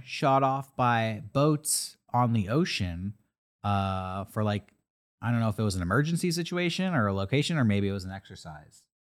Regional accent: San Diego, California, United States; I'm from San Diego

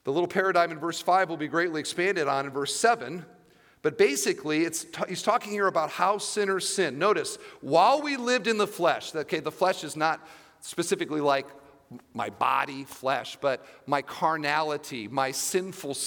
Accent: Iowa, United States; now in Indiana, United States; I grew up in Iowa, and we had 3 acres

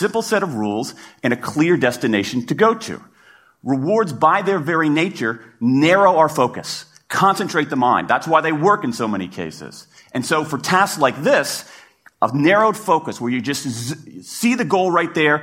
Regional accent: Washington, District of Columbia, United States; in my hometown of Washington, D.C.

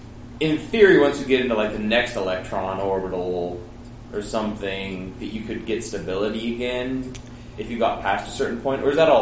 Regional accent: Nebraska, United States; Because I'm from Nebraska

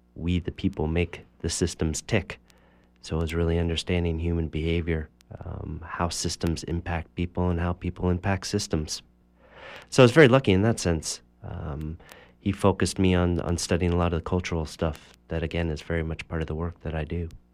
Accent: Cambridge, Massachusetts, United States; I grew up in Cambridge, Massachusetts

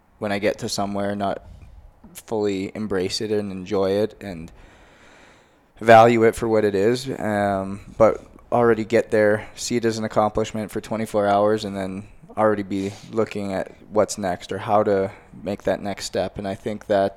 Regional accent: Canada; moved away; I'm a Canadian boy

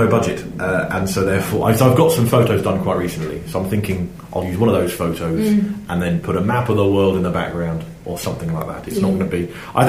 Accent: South West England, United Kingdom; as an Englishman, or as a Cornishman, in fact, I should say, I know that Cornwall doesn't like Devon for certain reasons.

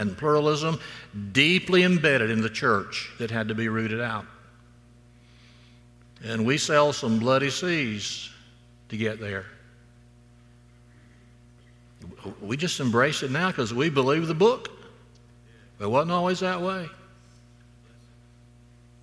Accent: Florala, Alabama, United States; moved away as an adult; now in Auburn, United States; my hometown, Florilla High School, 1970

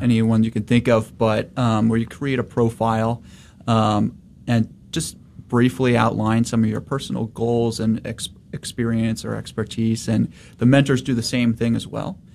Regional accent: St. Louis, Missouri, United States; moved away as an adult; now in Dallas, United States; born and raised in St. Louis, but came down here

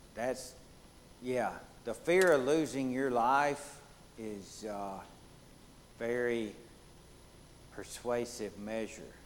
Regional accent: Deep South, United States; accent: southern; my accent is gonna give it away. It's gonna tell you I'm a southern boy from the the deep south

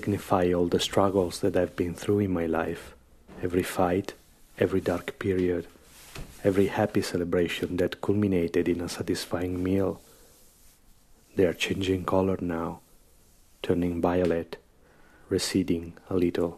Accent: Verona, Veneto, Italy; now in Rome, Italy; Verona, my hometown

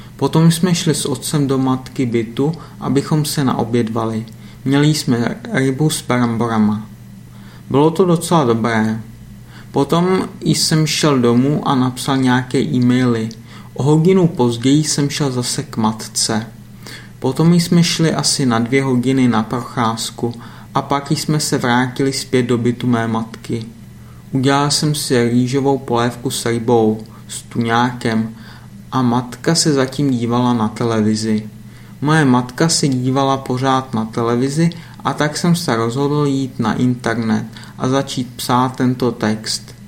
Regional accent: Litvínov, Ústí nad Labem Region, Czechia; moved away; Litvínov je moje rodné město

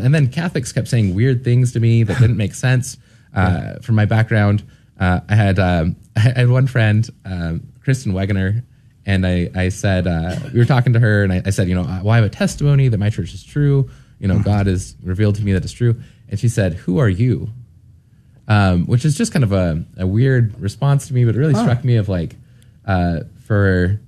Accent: Utah, United States; moved away as an adult; also born or lived in Arizona; I grew up in Utah

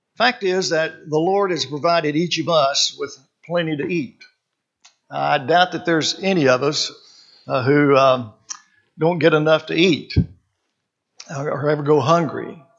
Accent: Arkansas, United States; born or raised there; also born or lived in California

